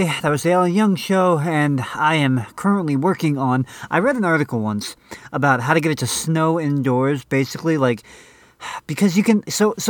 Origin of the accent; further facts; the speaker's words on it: Canada; I'm a Canadian racist.